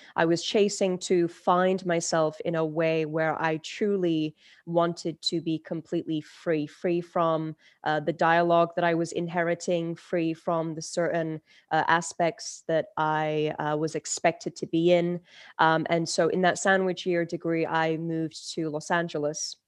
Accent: London, United Kingdom; English is a second language; also born or lived in Turkey; I was born in Turkey. and I moved to London, England at the age of five.

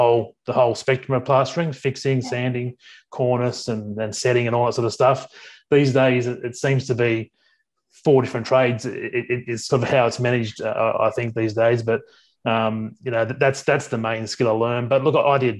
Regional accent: Sydney, New South Wales, Australia; So I'm originally from Sydney. I grew up in the southwestern suburbs of Sydney

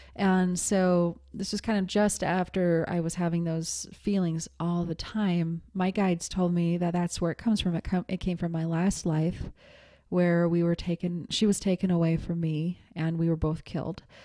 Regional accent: Montana, United States; I grew up in Montana.

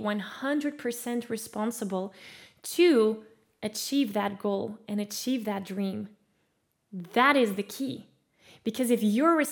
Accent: Belgium; also born or lived in California; I was an exchange student in California, and I'm from Belgium.

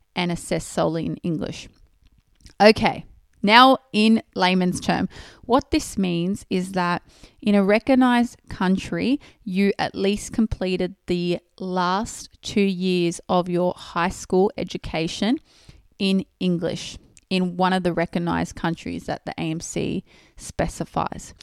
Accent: Australia; I was born and raised in Australia. So that means I did all my s-, primary and secondary schooling in Australia

